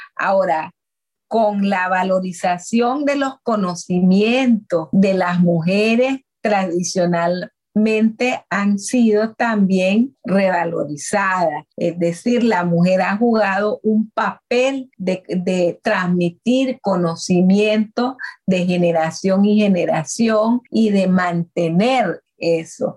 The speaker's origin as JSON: {"language": "Spanish", "area": "Miskitu community on the Coco River, Mosquitia of Nicaragua", "region": "North Caribbean Coast Autonomous Region", "country": "Nicaragua", "tie": "born or raised there", "said": "me crié en una comunidad del pueblo Miskitu llamado Viluascarma en el río Coco que aún lo llamamos la mosquitia de Nicaragua"}